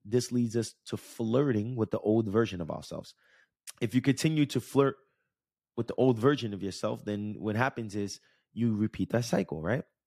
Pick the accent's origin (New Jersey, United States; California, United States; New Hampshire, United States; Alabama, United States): New Jersey, United States; I grew up in Jersey and Jersey Shore, not in Jersey Shore, but the, the beach that we went to was in Jersey Shore